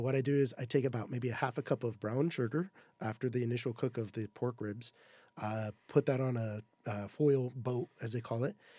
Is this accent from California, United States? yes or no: yes; Southern California, United States; I'm from Southern California